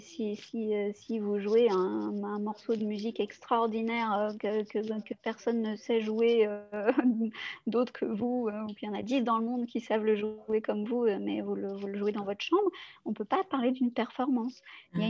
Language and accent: French; Lyon, Auvergne-Rhône-Alpes, France; je suis lyonnaise